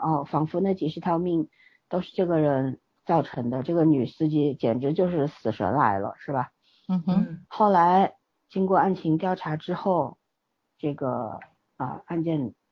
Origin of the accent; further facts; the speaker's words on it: China; 咱们是在强队长大的人